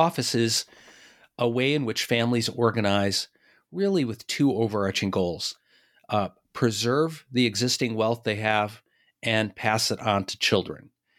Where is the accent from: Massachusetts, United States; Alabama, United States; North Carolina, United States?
Massachusetts, United States; Boston; And I'm from Boston. Boston was sort of an early center of family offices.